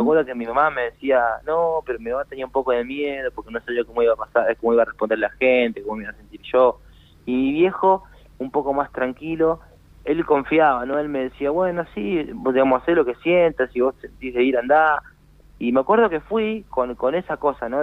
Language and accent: Spanish; Florencio Varela, Buenos Aires Province, Argentina; moved away as an adult; now in Tucumán, Argentina; en Florencio Varela, donde es mi familia, donde soy yo mm. siempre. Pero bueno, este, hoy en día estoy radicado acá y bueno, muy contento de de sentirme como un tucumano más